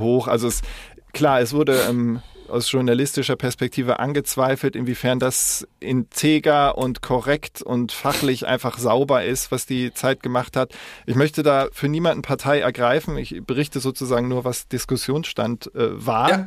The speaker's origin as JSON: {"language": "German", "region": "West Germany", "country": "Germany", "said": "als Wessi"}